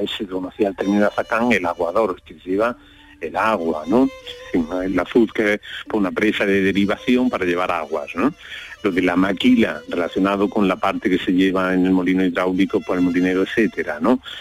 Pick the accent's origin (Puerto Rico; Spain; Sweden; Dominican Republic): Spain; Jaén, Andalusia; en mi pueblo de pequeño, en Jaén